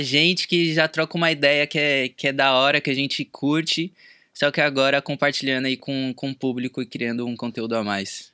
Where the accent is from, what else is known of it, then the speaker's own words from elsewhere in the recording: São Paulo, Brazil; moved away as an adult; now in Los Angeles, United States; Atualmente eu moro na Califórnia, mais especificamente em Los Angeles, mas eu sou de São Paulo